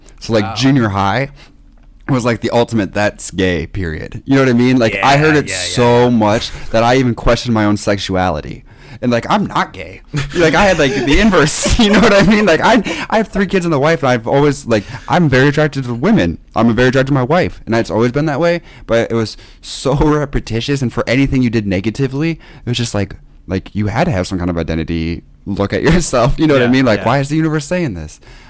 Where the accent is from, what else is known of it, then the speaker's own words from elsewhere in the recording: Kelly, Iowa, United States; And I lived in a small town called Kelly, which was like 150 people. And it was like